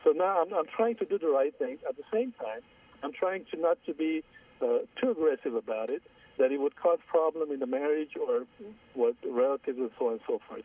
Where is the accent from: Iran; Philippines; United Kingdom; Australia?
Iran; moved away as an adult; now in United States; I was born in Iran. I'm Armenian.